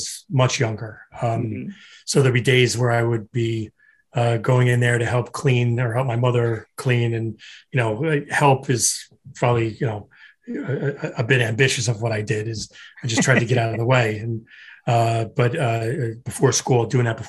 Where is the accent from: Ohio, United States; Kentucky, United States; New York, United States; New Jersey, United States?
New Jersey, United States; Florham Park; also born or lived in Newark, New Jersey / Hoboken, New Jersey; My parents are immigrants from Ireland, settled in Newark, New Jersey. That's where I was born. From there, I moved to Florham Park, New Jersey